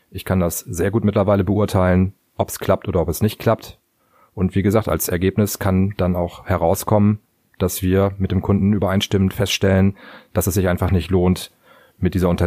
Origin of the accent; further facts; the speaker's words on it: Cuxhaven, Lower Saxony, Germany; weil Cuxhaven ist mein Heimatort und auch der Ort, in dem ich wohne.